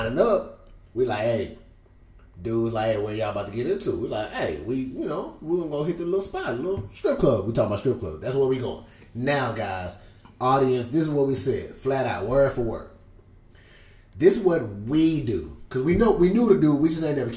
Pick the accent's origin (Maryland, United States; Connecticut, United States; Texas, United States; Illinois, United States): Texas, United States; Houston; I'm from Houston